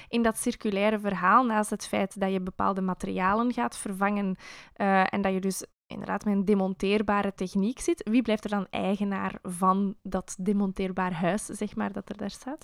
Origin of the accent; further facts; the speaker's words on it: Belgium; als Belg met de baksteen in de maag